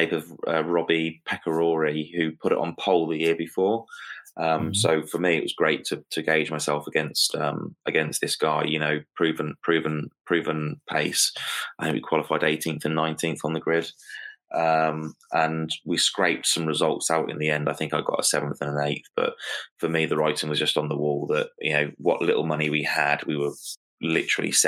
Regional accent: United Kingdom; as a British driver

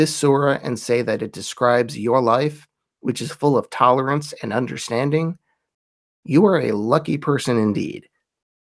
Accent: United States; I'm an American Christian.

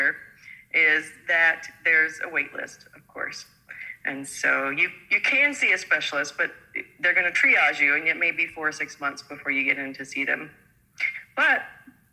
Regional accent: Oklahoma, United States; moved away as an adult; now in New Zealand; I graduated from PA school in Oklahoma, which is where I grew up

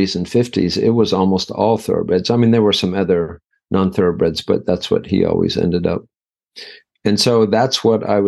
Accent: Sheridan, Wyoming, United States; moved away; also born or lived in Ireland; I was born in Sheridan, Wyoming

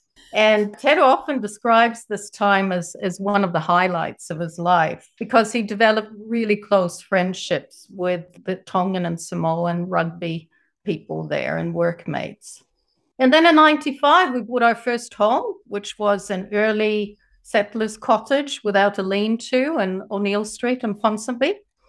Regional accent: Sweden; moved away as an adult; also born or lived in San Jose, California, United States / New Zealand / Gothenburg, Sweden; now in Japan; I was born in San Jose, California, and my parents were both migrants to the USA, mum from Sweden and dad from England. And when I was six, my mother and I went back to Sweden and I went to school there.

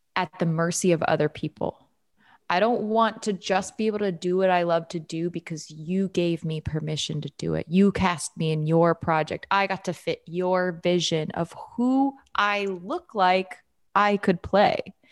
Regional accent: New York, United States; moved away as an adult; I'm from New York.

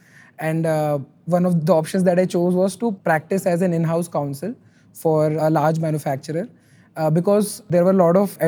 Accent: Rajasthan, India; English is a second language; also born or lived in Delhi; I was born and brought up in Rajasthan, and I moved quite a lot during my life. And finally, in terms of my education, I came to Delhi to do law.

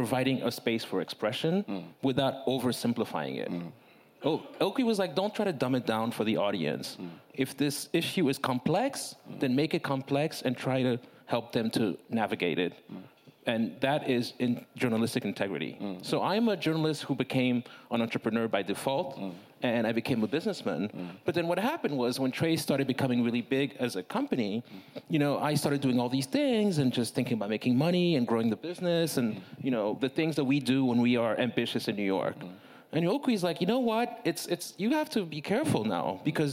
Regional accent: Lomé, Maritime, Togo; moved away; I'm a native son and I was born in Togo

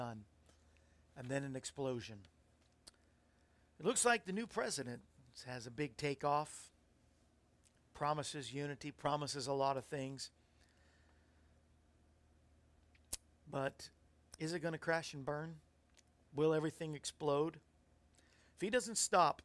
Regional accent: Florida, United States; now in Tennessee, United States; I grew up in Florida

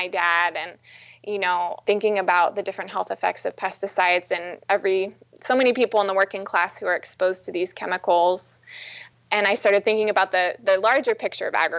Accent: California, United States; I was raised in California

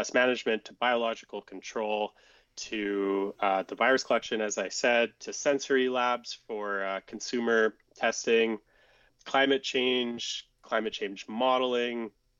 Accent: Summerland, British Columbia, Canada; I grew up in Summerland on a tree fruit farm.

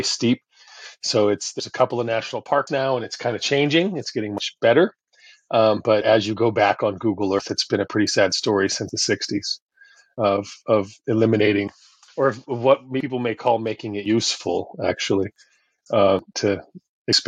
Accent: Oregon, United States; moved away as an adult; now in Costa Rica; I come from Oregon. I come from a place where, as I grew up in the 70s and 80s, I felt surrounded by nature

